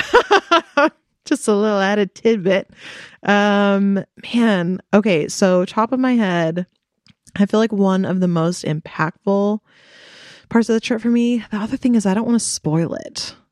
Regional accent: United States; I am here as an American

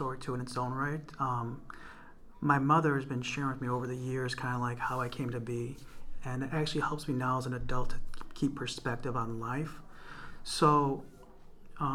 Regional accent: Waukegan, Illinois, United States; also born or lived in Urbana-Champaign, Illinois; I was born in Waukegan. I'm actually a second generation Waukeganite.

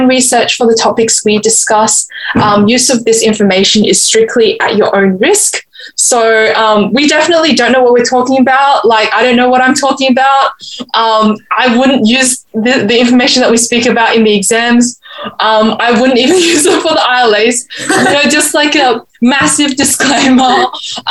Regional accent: Adelaide, South Australia, Australia; also from Adelaide

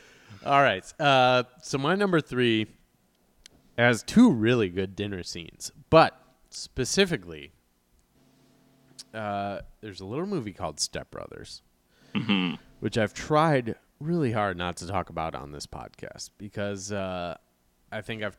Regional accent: Midwest, United States; growing up in the Midwest

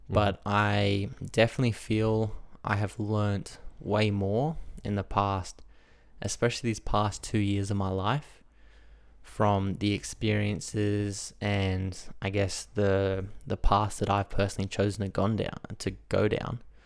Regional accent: Australia; I grew up in Australia

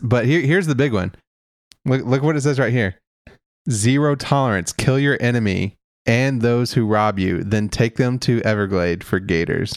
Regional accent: Kentucky, United States; considering my home state

